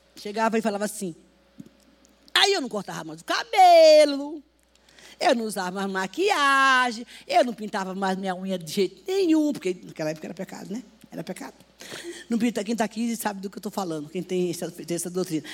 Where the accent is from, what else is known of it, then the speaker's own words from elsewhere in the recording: Northeast Region, Brazil; now in São Paulo, Brazil; eu vim do Nordeste